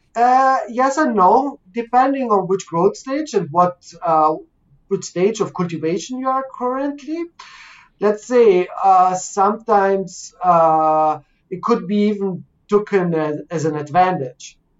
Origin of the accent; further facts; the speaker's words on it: Canada; I'm from Canada